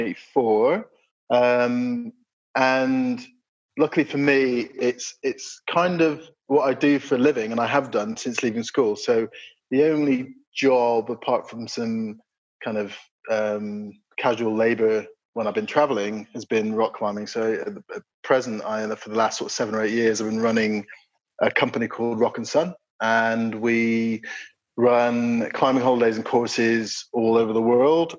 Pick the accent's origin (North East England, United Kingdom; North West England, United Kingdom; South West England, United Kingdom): South West England, United Kingdom; Bristol; I was born in Bristol, so I'm sort of southwest based climber